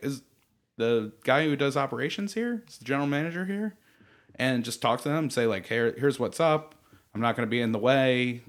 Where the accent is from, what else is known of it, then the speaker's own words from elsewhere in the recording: Baltimore, Maryland, United States; moved away as an adult; now in Los Angeles, United States; I grew up in Maryland where there's not really a huge film community